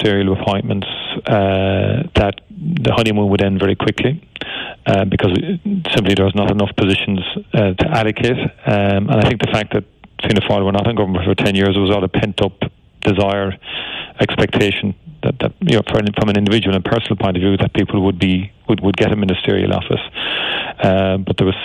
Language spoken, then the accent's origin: English; Cork, Munster, Ireland; as children growing up in Turner's Cross